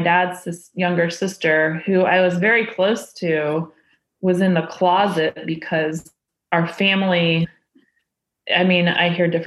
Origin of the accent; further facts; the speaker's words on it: Indiana, United States; growing up in Indiana